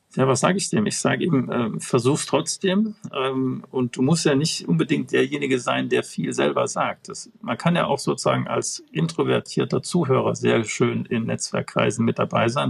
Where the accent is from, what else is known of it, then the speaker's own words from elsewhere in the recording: Bonn, North Rhine-Westphalia, Germany; als Bonner